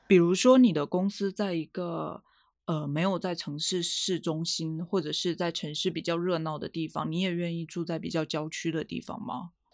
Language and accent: Chinese; Quanzhou, Fujian, China; also born or lived in Beijing; now in Shanghai, China; 我之前搬，从北京搬出来回福建住了一阵嘛